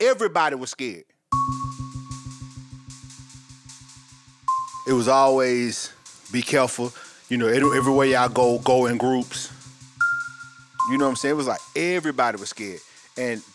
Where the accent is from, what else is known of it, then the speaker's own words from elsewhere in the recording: Atlanta, Georgia, United States; I'm from Atlanta, Georgia also. West Side, to be exact.